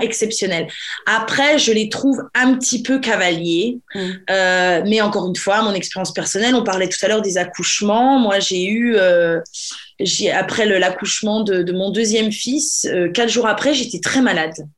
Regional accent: France; now in England, United Kingdom; je suis franchouillarde, je suis française

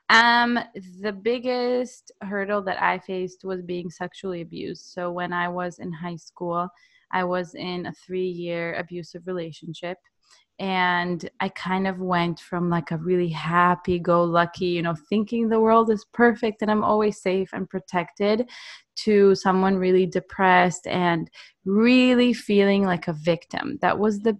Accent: Israel; I'm from Israel

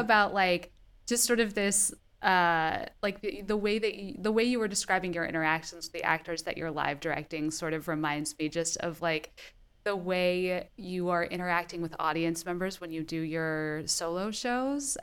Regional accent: San Diego County, California, United States; I'm from a small town in San Diego County

